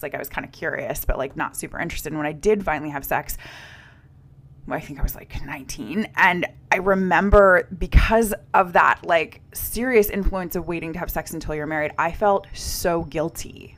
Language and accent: English; United States; also born or lived in Norway; as an American who was studying in Scandinavia and in Norway